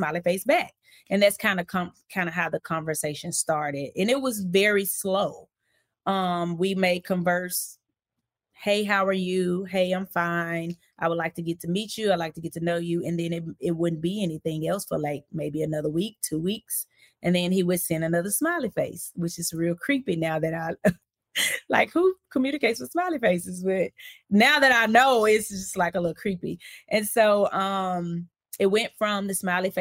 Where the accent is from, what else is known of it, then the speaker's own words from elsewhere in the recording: Hope, Arkansas, United States; also born or lived in Texarkana, Texas; now in Florida, United States; So I am a native of Arkansas. I'm from Hope, Arkansas.